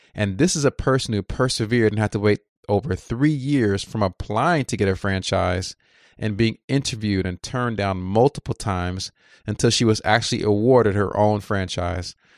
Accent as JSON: {"language": "English", "region": "Texas", "country": "United States", "said": "I'm from Texas"}